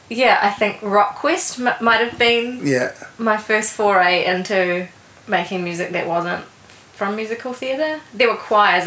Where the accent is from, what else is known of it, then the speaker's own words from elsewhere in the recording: Alexandra, Otago, New Zealand; I grew up in Alexandra in central Otago.